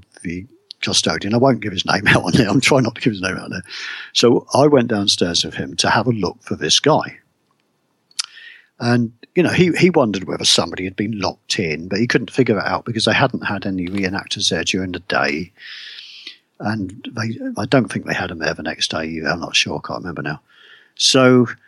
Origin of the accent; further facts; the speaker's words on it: United Kingdom; me as a Brit